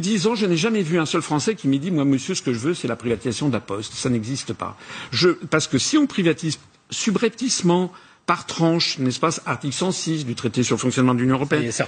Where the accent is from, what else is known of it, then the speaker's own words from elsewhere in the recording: France; je suis français, je suis au milieu des Français